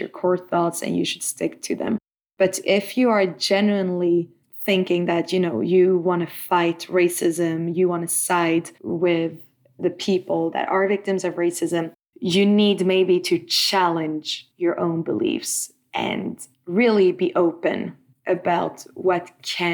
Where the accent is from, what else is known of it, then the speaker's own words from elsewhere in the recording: Stockholm, Stockholm County, Sweden; I am from Stockholm